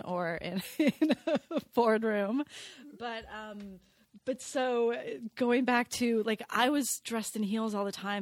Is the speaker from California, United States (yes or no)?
yes; Los Angeles, California, United States; I'm a Valley girl. I grew up here in LA.